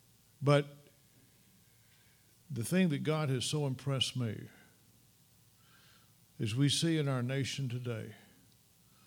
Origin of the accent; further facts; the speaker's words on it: Mississippi, United States; moved away; When I was a young boy growing up in Mississippi